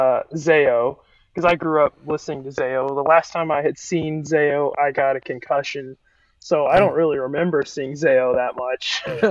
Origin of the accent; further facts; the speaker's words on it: Oklahoma, United States; now in Arkansas, United States; I grew up in a household that listened to metal like my whole life, and I'm from Oklahoma, so it's not like I'm that far from Arkansas.